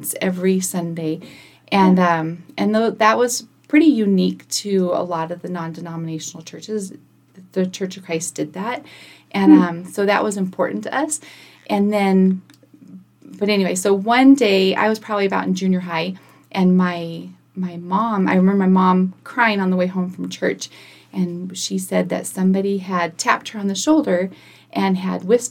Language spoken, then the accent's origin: English; Kingman, Arizona, United States; also born or lived in El Centro, California; now in Prescott, United States; I grew up in Kingman. Well, I was born in Southern California in El Centro